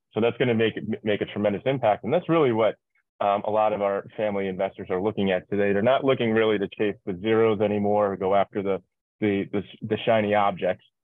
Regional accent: New York, United States; moved away as an adult; also born or lived in Irvine; now in Miami, United States; I'm originally from New York. I live in Miami right now

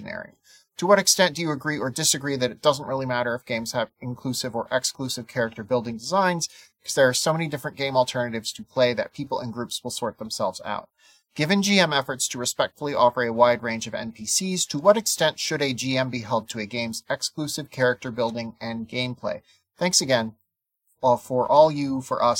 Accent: South Dakota, United States; I'm from South Dakota

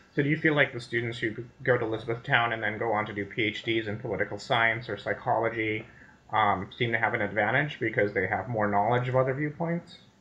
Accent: India; moved away as an adult; now in United States; I grew up in India, so I went to high school there and I went to, came to America for college

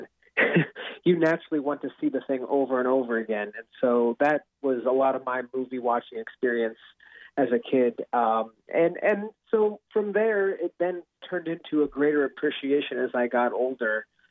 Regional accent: Seattle, Washington, United States; I grew up in Seattle for most of my life

